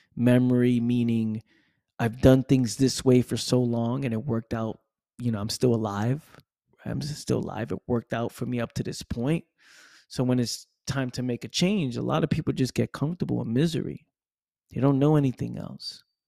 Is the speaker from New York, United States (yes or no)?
yes; New York City, New York, United States; now in Florida, United States; grew up, born and raised in the Bronx, New York